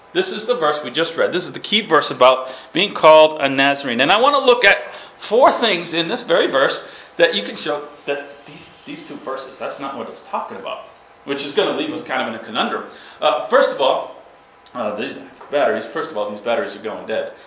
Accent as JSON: {"language": "English", "region": "Massachusetts", "country": "United States", "tie": "born or raised there", "also_born_or_lived": "New York / Ukraine", "said": "I'm from Massachusetts. Now I was born in New York. Now my brother doesn't like Massachusetts, so he claims he, New York. Right? We're born in the same place, raised in the same place"}